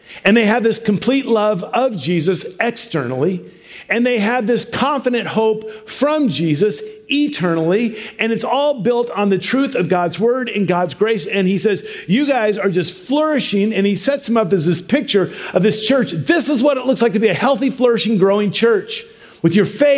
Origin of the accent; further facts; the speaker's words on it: Washington, United States; we're from Washington